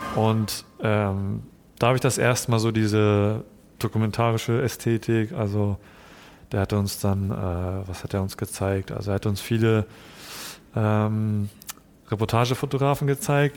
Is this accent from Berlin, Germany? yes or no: no; Hamburg, Germany; also born or lived in Japan; Also ich bin in Japan geboren, aber mit eins dann nach, Jap mhm. äh, nach Hamburg gekommen